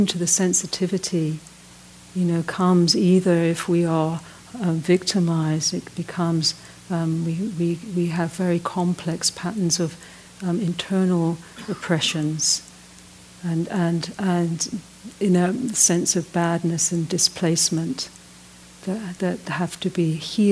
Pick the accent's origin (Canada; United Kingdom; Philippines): United Kingdom; moved away as an adult; also born or lived in Ireland; now in South Africa; I'm from Britain